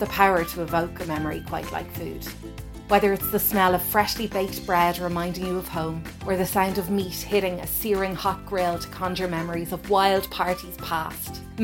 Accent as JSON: {"language": "English", "country": "Ireland", "said": "our culture and heritage as Irish people"}